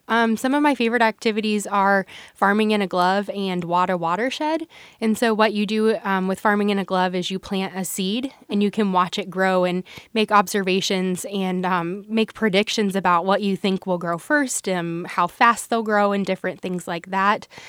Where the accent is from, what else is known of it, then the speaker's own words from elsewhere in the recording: Nebraska, United States; My journey with agriculture began, um, in the town of Tape Rock. So I grew up there